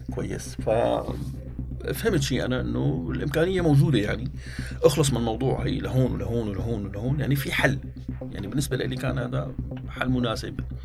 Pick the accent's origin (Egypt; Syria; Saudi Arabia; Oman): Syria; moved away; also born or lived in Germany; انا سوري سوري